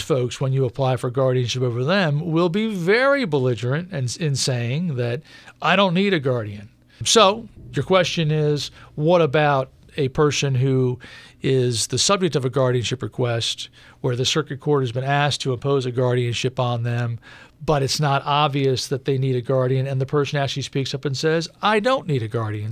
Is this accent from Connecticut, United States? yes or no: no; Prince George's County, Maryland, United States; Prince George's County in my whole life